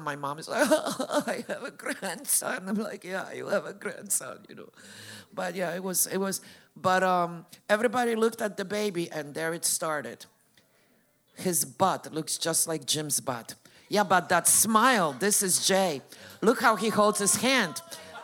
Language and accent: English; Poland; moved away; I'm from Poland. I grew up Catholic.